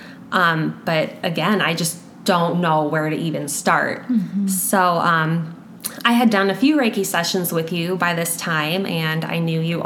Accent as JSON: {"language": "English", "town": "Sioux Falls", "region": "South Dakota", "country": "United States", "tie": "born or raised there", "said": "I was born and raised in Sioux Falls, and I've called Sioux Falls home my whole life"}